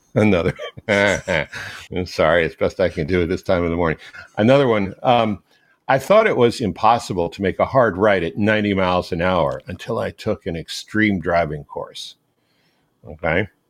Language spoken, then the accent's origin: English; Maryland, United States; when I was growing up in Maryland